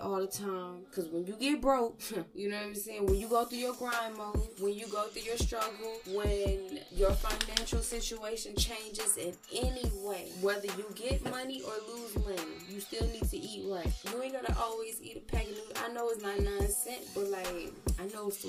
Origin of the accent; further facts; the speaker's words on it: the South, United States; accent: southern; my southern accent